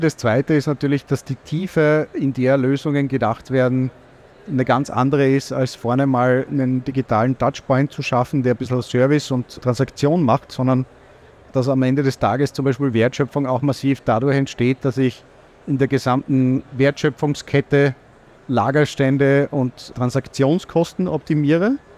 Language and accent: German; Austria; als Österreicher